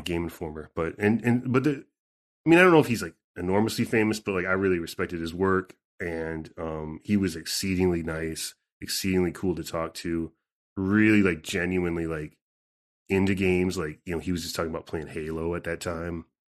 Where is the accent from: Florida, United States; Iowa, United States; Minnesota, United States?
Minnesota, United States; southern; where I grew up, I mean, in southern Minnesota